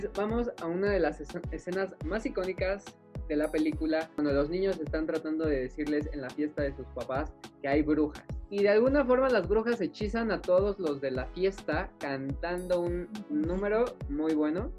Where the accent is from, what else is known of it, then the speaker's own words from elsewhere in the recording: Mexico; como buen mexicano